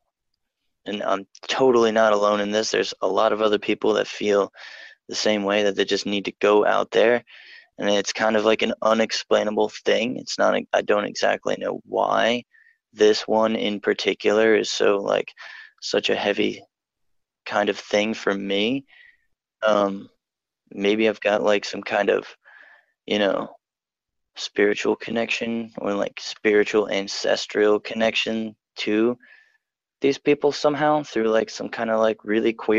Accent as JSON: {"language": "English", "town": "Newark", "region": "Delaware", "country": "United States", "said": "I'm from Delaware, Newark, Delaware"}